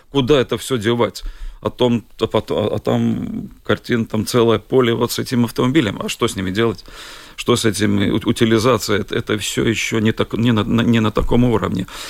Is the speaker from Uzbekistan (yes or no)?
no; Bauska, Latvia; я из Бауска